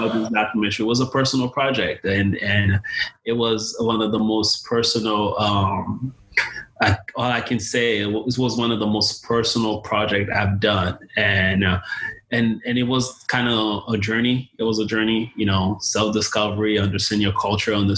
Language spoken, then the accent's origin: English; Haiti; now in United States; originally from Haiti. I was born in Haiti and, you know, moved here. In the late 90s